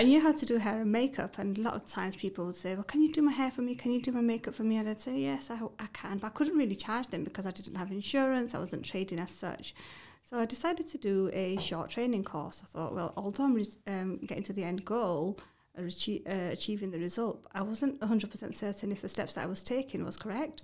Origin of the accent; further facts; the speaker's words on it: Batley, Yorkshire and the Humber, United Kingdom; I'm from Batley